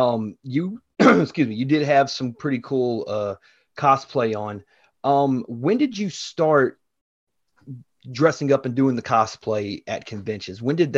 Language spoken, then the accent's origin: English; Chattanooga, Tennessee, United States; I was born and raised in Chattanooga and I'm still here too.